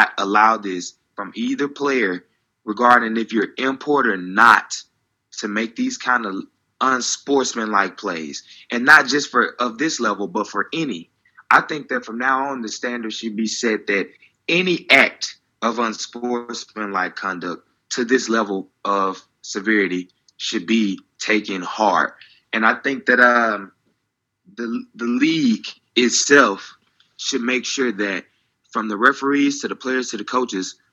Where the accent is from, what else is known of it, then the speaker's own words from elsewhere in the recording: United States; now in Finland; as an American playing American football here